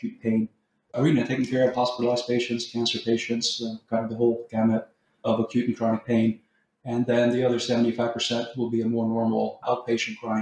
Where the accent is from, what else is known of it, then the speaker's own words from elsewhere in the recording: Texas, United States; moved away as an adult; also born or lived in Norway; now in California, United States; I'm originally from Norway, but moved to Texas when I was fairly young, 10 years old. So more or less, I grew up in the U.S.